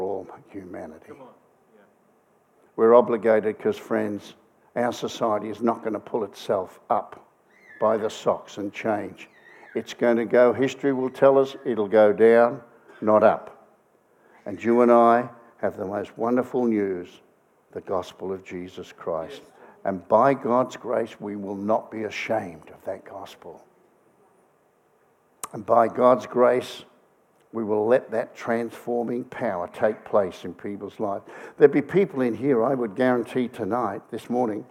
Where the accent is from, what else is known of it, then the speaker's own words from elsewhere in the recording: Australia; I come from Australia.